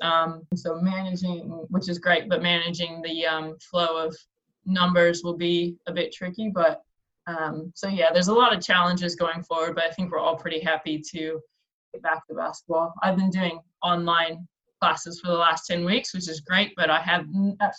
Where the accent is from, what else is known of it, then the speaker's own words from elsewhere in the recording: United States; moved away as an adult; now in Australia; I'm an American without residency here, I'm still considered an import